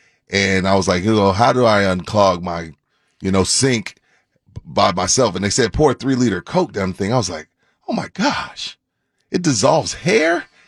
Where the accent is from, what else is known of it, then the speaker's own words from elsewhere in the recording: Texas, United States; Because I'm from East Texas. We say pop.